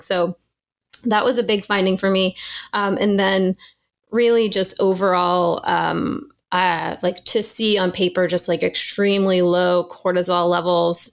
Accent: New Hampshire, United States; I grew up in New Hampshire

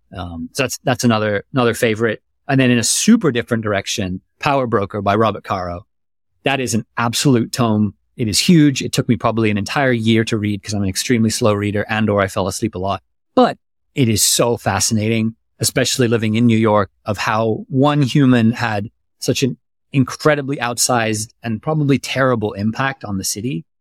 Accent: Germany; moved away; I grew up in Germany

